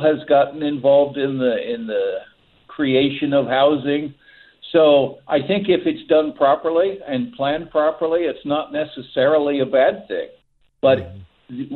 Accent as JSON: {"language": "English", "region": "Texas", "country": "United States", "tie": "born or raised there", "moved": "yes", "lives_now": "San Francisco Bay Area, United States", "said": "I grew up in Texas"}